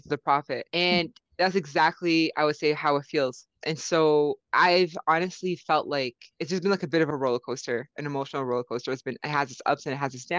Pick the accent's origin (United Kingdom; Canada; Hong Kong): Canada; as a Muslim female, born and raised in Canada